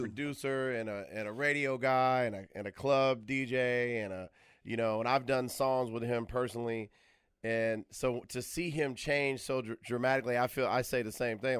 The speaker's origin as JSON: {"language": "English", "town": "Atlanta", "region": "Georgia", "country": "United States", "moved": "as an adult", "lives_now": "Los Angeles, United States", "said": "I'm from around the way in the ATL"}